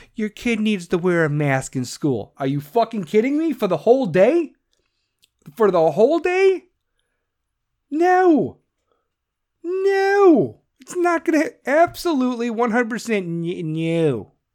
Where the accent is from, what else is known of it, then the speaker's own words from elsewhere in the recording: Chicago, Illinois, United States; accent: Chicago; I'm from Chicago